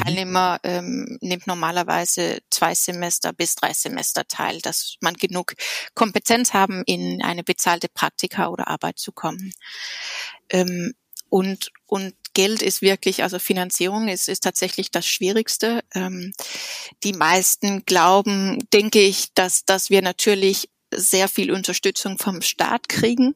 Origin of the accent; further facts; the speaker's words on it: Denmark; German is a second language; moved away as an adult; also born or lived in Copenhagen, Denmark / Japan / United States; now in Berlin, Germany; Ich bin in Dänemark geboren und habe drei Jahre bei den Chaos-Piloten in Dänemark studiert